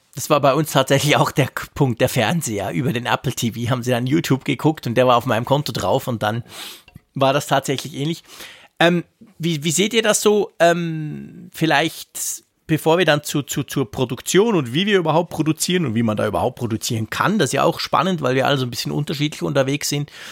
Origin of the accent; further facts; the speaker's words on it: Switzerland; bei uns in der Schweiz